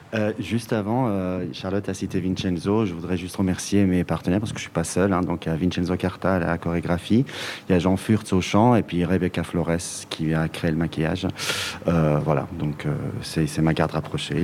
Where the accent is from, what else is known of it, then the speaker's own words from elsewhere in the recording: Iran; now in Belgium; mon pays d'origine, qui est l'Iran